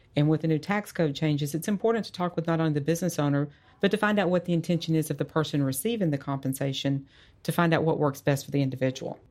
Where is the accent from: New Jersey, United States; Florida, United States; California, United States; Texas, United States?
Texas, United States; Dallas; also born or lived in Georgia; I grew up here in the Dallas area